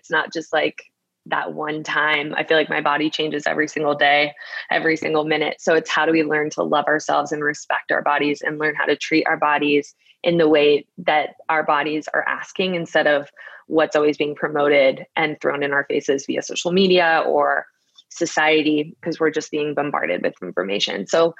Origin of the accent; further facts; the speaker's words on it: Brooklyn, New York, United States; So I moved from Brooklyn, and I'm a Brooklyn girl. I love Brooklyn so much.